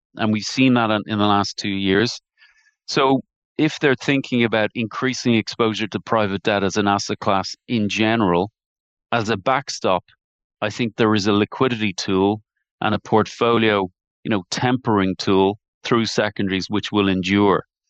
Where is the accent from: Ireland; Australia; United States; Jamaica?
Ireland; Dublin, Leinster; accent: Irish; I grew up in, in Terranure in Dublin. I'm sure you can tell by my dulcet tones, my accent, that, uh, I'm an Irish man by birth.